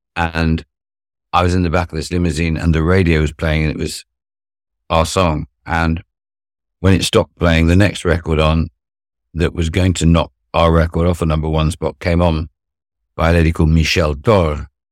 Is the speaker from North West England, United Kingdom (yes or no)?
yes; Cheshire, North West England, United Kingdom; also born or lived in Arnhem, Netherlands / Durham / London; in a stately home in the north of Cheshire